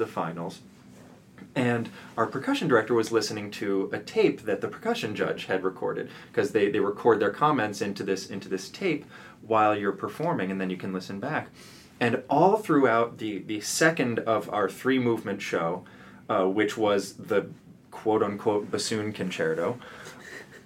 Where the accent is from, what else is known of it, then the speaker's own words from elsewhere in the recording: Round Rock, Texas, United States; moved away as an adult; also born or lived in Philadelphia; now in New York City, United States; I grew up in Texas in a town called Round Rock